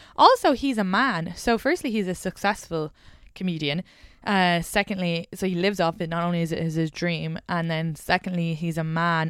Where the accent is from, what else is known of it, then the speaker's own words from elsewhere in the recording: Ireland; moved away; I'm from the Republic of Ireland